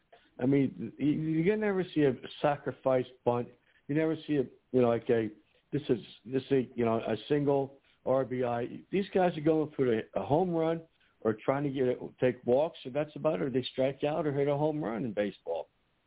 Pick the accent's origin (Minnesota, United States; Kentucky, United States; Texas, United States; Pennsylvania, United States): Pennsylvania, United States; Philadelphia; moved away; also born or lived in Cleveland; We watched growing up in Philadelphia, and I spent time in Cleveland too.